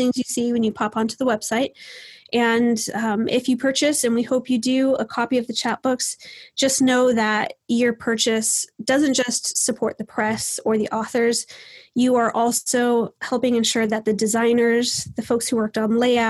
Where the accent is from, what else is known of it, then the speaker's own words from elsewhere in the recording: Southwest, United States; I'm from the Southwest